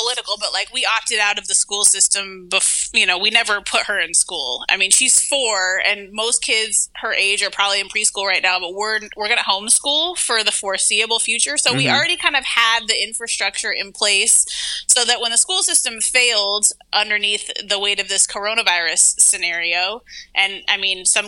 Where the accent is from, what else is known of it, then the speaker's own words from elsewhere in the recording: Pacific Northwest, United States; also born or lived in Brooklyn, New York; now in New York City, United States; I grew up in the Pacific Northwest, and it's like mad hippies and like anarchists and shit over there.